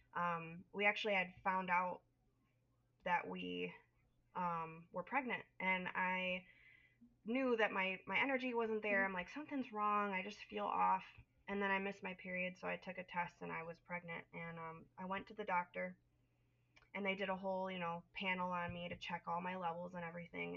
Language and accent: English; Northern Illinois, United States; I am from Northern Illinois, raised, born and raised um, in the Midwest